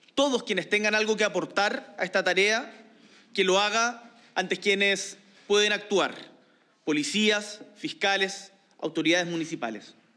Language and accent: Spanish; Chile; chilenos y chilenas